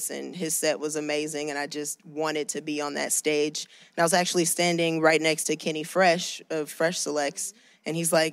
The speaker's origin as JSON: {"language": "English", "town": "Portland", "region": "Oregon", "country": "United States", "tie": "born or raised there", "said": "And growing up in Portland and having been to this festival so many times, it's awesome to finally be able to play it, and it feels cool."}